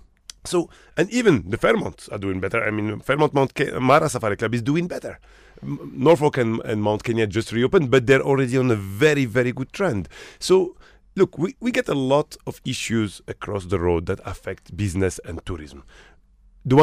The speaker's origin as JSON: {"language": "English", "country": "Morocco", "tie": "born or raised there", "said": "I come from Morocco. Mm-hmm. I'm Moroccan originally. Mm-hmm. I grew up in Morocco. A smaller country."}